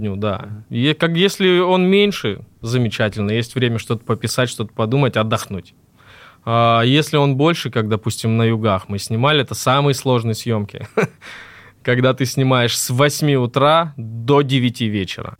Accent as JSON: {"language": "Russian", "region": "Krasnodar Krai", "country": "Russia", "tie": "born or raised there", "said": "Я из Краснодарского края родом"}